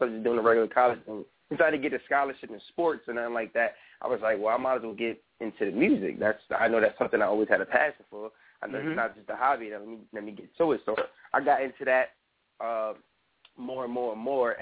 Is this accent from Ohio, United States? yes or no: no; New York, United States; I'm from New York